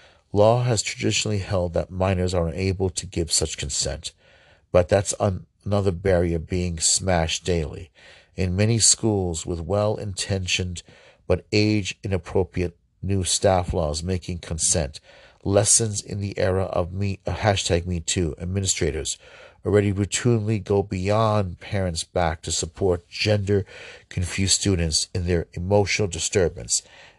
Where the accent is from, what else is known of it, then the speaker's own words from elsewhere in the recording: Ohio, United States; I'm going in my home state of Ohio.